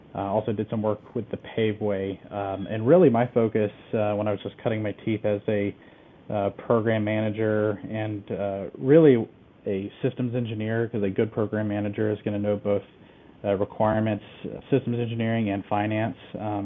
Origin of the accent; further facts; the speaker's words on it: Southeast, United States; I hail from the Southeast U.S., just a smattering of states, until I went to college at Auburn University